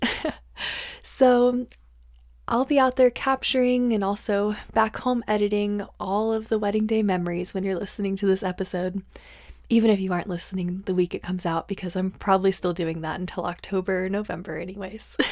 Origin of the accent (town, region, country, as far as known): northern Colorado, United States; born or raised there